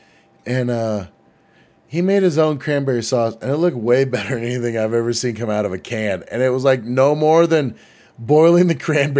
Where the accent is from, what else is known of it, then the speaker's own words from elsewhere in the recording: United States; I'm American.